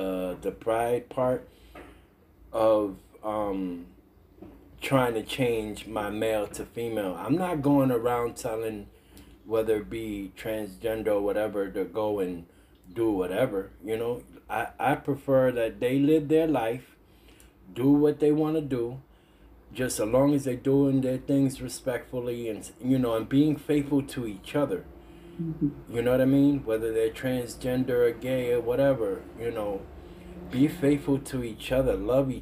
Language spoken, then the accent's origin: English; New York City, New York, United States; I'm from Brooklyn, the Red Hook section.